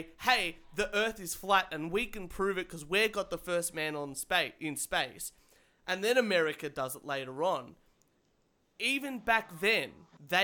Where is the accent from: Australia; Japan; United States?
Australia; I'm Australian